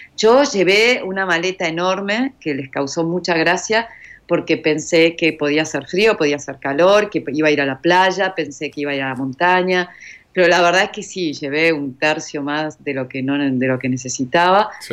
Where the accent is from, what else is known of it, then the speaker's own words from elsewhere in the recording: Argentina; acá en Argentina, vos lo sabés, tomamos café, medialunas o mate